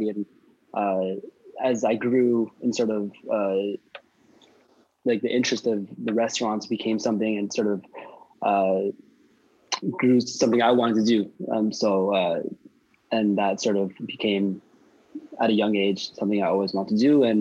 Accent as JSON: {"language": "English", "country": "Canada", "tie": "born or raised there", "also_born_or_lived": "Philippines", "said": "Uh, well, I was born in the Philippines. Uh, when my my parents moved and immigrated to here in Canada, they managed uh, uh, Subway uh, restaurants."}